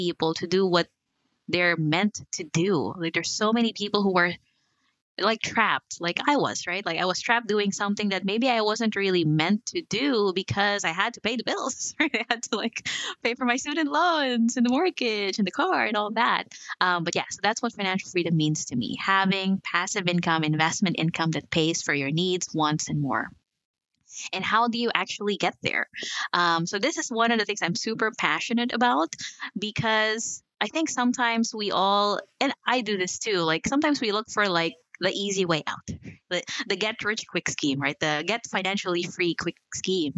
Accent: Philippines; moved away as an adult; also born or lived in New Zealand; now in United States; I was born in the Philippines, moved to New Zealand, and I'm here.

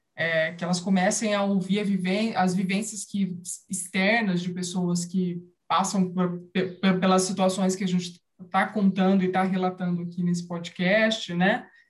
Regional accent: São José do Rio Preto, São Paulo, Brazil; eu sou nascida e criada em São José do Rio Preto

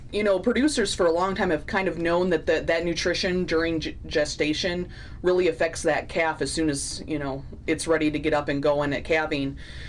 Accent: northeast Indiana, United States; moved away as an adult; now in Miles City, United States; So I'm originally from Indiana, northeast part. Grew up on a very small farm, you know, a few acres.

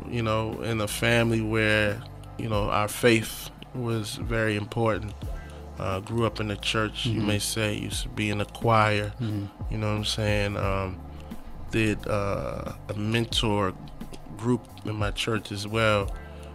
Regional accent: Prince George's County, Maryland, United States; also born or lived in Nigeria / Texas; I was born in Nigeria. Came here when I was 8 and a half. Came straight to PG County, Maryland.

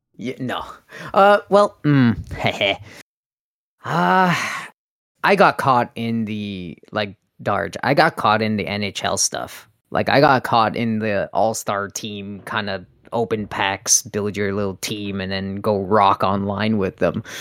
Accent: Canada; I'm Canadian

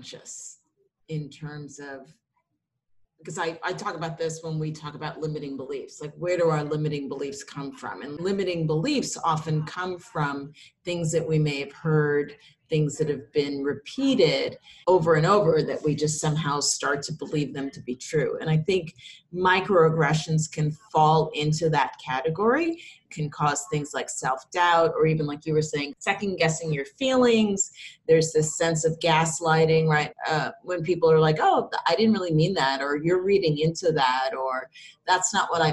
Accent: New York, United States; being a New Yorker

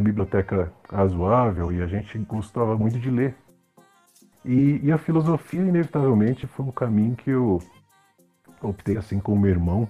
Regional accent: Brazil; a gente como brasileiro

